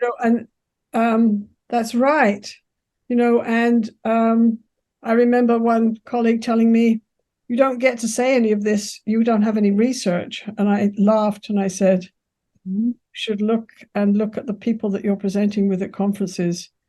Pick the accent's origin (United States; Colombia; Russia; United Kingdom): United Kingdom; England; moved away as an adult; now in Canada; I'm English, so I can be very assertive, but I'm taught to be polite